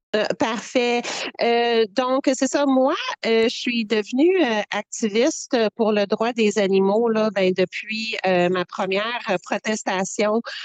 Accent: Quebec, Canada; je suis québécoise avec l'antécédence. Euh, amérindien

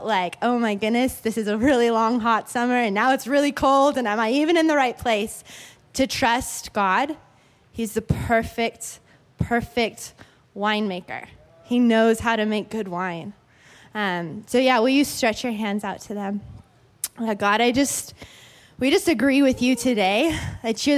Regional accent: Oregon, United States; now in California, United States; Where I grew up in Oregon

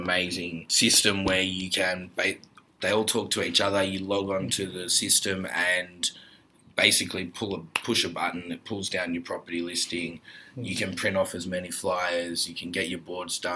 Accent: Melbourne, Victoria, Australia; I grew up in Ormond, Bentley, Brighton, Hampton

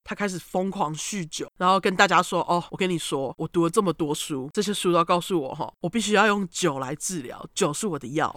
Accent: Taiwan; 我们台湾人的

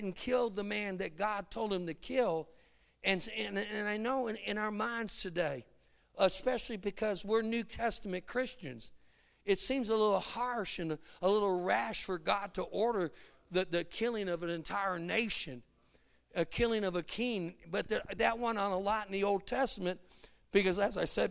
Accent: Chicago, Illinois, United States; moved away; I'm from Chicago

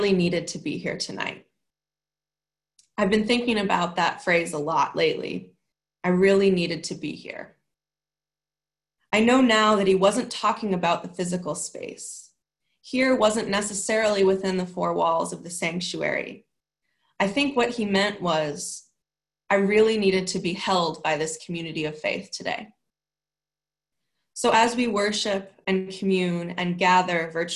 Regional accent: Nebraska, United States; moved away; my home state of Nebraska

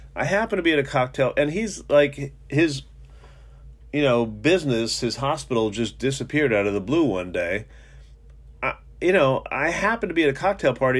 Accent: New York City, New York, United States; now in Philadelphia, United States; I was brought up in New York and Manhattan

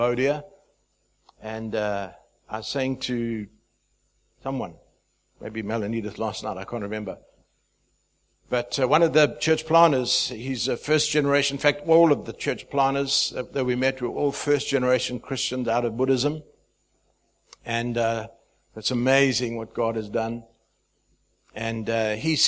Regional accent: Zimbabwe; moved away as an adult; also born or lived in South Africa / Dubai; I'm from Zimbabwe. I don't have an accent at all. You all have an accent. But I hail from the nation of Zimbabwe. I was born there, lived for my first 21 years

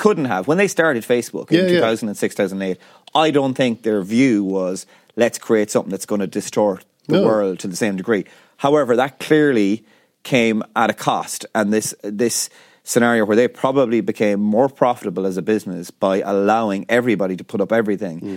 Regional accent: Ireland; we grew up as Irish people probably living in the shadow of the UK

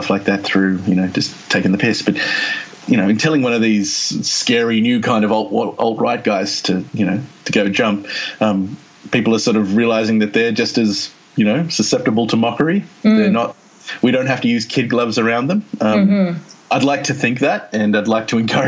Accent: Australia; moved away as an adult; now in United Kingdom; I'm from Australia originally. I mean, I'm a British citizen

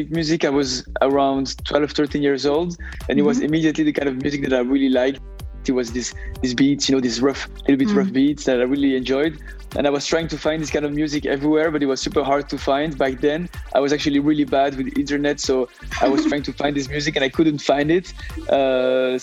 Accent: Brussels, Brussels-Capital Region, Belgium; In Brussels, Belgium, Brussels. That's where I grew up.

